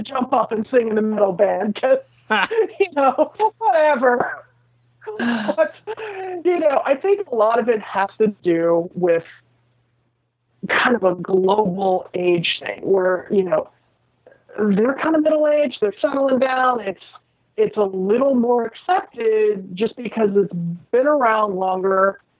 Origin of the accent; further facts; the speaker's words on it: United States; I am an American.